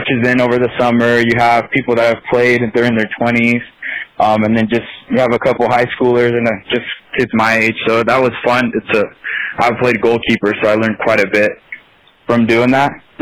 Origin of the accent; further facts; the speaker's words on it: Nebraska, United States; moved away as an adult; also born or lived in Turlock, California; now in South Dakota, United States; When I was 8 years old, I moved to Nebraska, and that's where I grew up, most of my life.